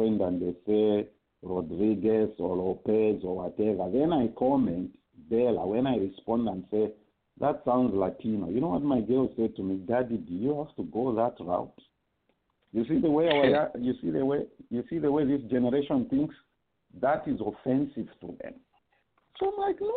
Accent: Copperbelt Province, Zambia; moved away; I'm a son of a Bemba woman from Mporokoso and the Tumbuka man, born and bred on the Copper Belt

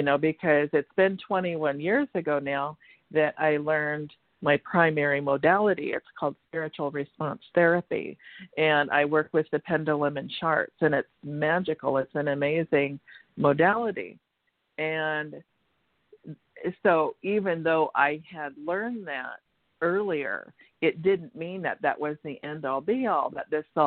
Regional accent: Washington, United States; moved away as an adult; also born or lived in California; went back to my home state of Washington State

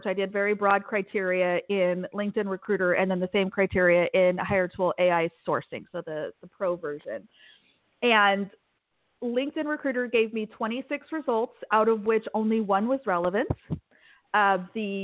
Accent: Kansas, United States; I grew up in Kansas. I have a weird accent

